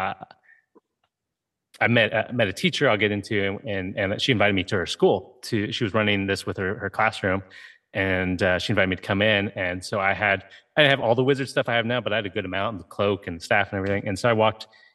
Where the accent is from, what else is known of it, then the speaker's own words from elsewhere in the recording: Ohio, United States; I grew up in Ohio.